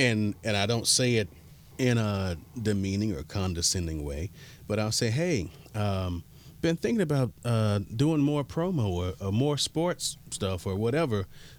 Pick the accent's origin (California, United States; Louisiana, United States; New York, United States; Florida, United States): Florida, United States; Miami; I'm like, growing up in Miami, kids, and I'm sure it's everywhere else, but just based on what I know, what I've seen, you're always taught to hustle.